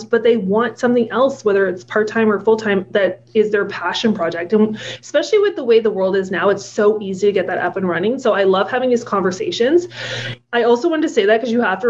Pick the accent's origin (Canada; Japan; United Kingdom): Canada; Ottawa, Ontario; moved away as an adult; also born or lived in Alberta; now in Toronto, Canada; where we grew up in Ottawa